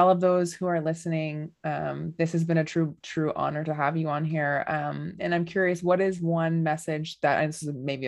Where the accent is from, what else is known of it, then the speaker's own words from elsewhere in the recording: Dryden, Ontario, Canada; I'm from Dryden, Ontario